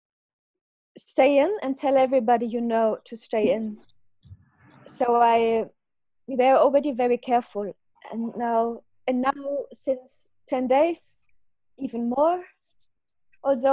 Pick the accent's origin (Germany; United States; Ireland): Germany; now in United Kingdom; as I'm from Germany and my family's there